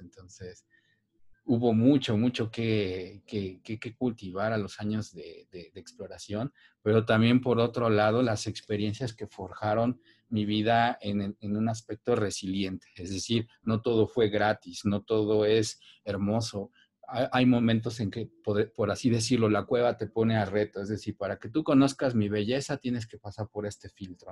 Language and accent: Spanish; Cuetzalan, Puebla, Mexico; yo soy originario de Cuetzalan, es un pueblo mágico que se encuentra en la Sierra Nororiental de Puebla